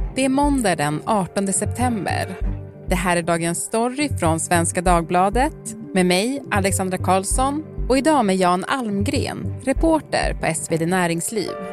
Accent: Piteå, Norrbotten County, Sweden; moved away; Jag är ju då från Piteå, som ju ligger lite mer norrut.

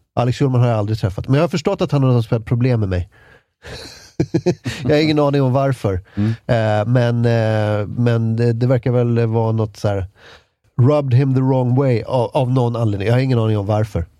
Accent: Ösmo, Stockholm County, Sweden; also born or lived in Lidingö; en milstolpe i min uppväxt var när vi flyttade från, från Ösmo, som ligger eh, i, i närheten av Nynäshamn

